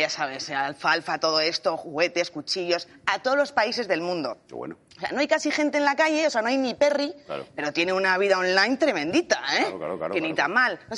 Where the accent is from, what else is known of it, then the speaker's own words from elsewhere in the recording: Madrid, Community of Madrid, Spain; Y yo soy del centro de Madrid y eso es horrible.